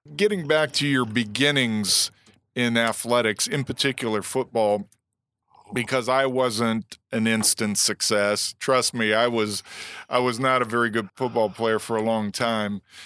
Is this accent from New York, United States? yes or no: no; Momence, Illinois, United States; I'm from Momentz, Illinois